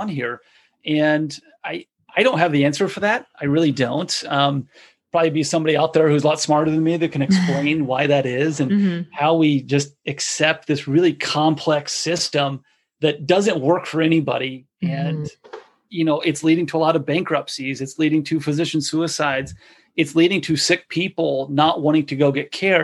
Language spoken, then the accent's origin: English; United States; as an American consumer